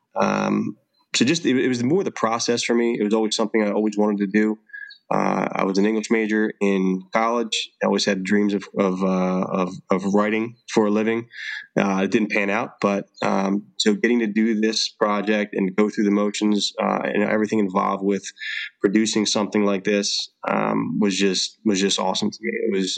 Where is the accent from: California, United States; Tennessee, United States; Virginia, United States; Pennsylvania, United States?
Pennsylvania, United States; Philadelphia; I'm born and raised in Philadelphia, Pennsylvania